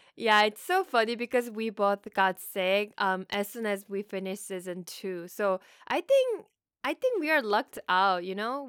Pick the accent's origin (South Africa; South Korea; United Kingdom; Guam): South Korea; first language Korean; English is a second language; moved away as an adult; now in United States; I'm from Korea. I moved to the States about ten years ago